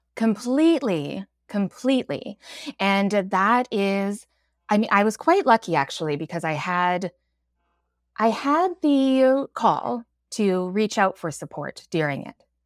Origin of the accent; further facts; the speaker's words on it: Alberta, Canada; moved away as an adult; now in Vancouver, Canada; I've lived here for about twenty years, but I grew up in Alberta.